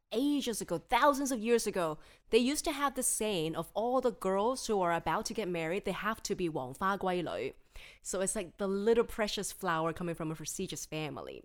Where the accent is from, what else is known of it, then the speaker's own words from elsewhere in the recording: Hong Kong; I'm born and bred in Hong Kong